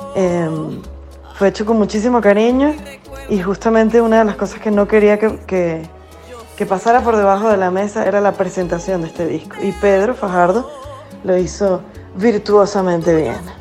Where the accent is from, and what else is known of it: Venezuela; moved away